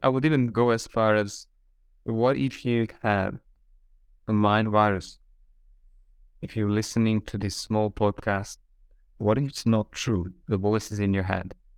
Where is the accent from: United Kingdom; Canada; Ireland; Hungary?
Hungary; also born or lived in Australia; now in Budapest, Hungary; I'm from Hungary, so I'm just coming back to my roots